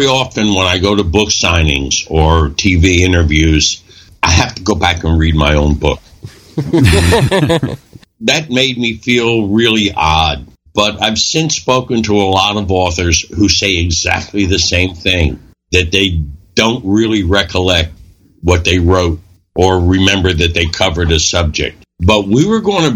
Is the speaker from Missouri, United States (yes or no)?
no; Philadelphia, Pennsylvania, United States; My partner, Robbie, and I, the guy I grew up with on South Street in Philadelphia